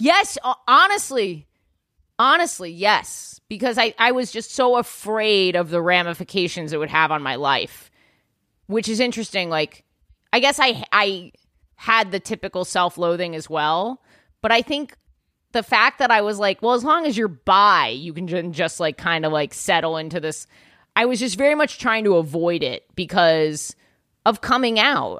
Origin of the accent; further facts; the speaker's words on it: New York City, New York, United States; I grew up, like, in Yorkville